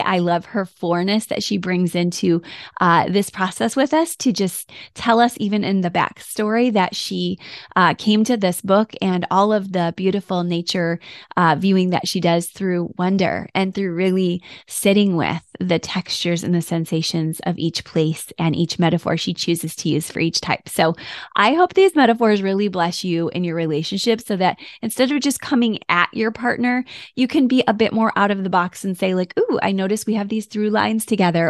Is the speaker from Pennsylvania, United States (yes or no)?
no; Michigan, United States; now in Florida, United States; I grew up in Michigan